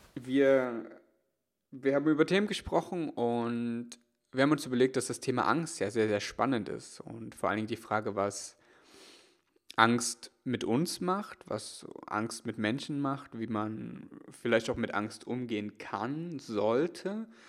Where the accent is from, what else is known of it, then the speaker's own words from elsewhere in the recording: East Germany, Germany; ich komm aus, komm aus der ostdeutschen Provinz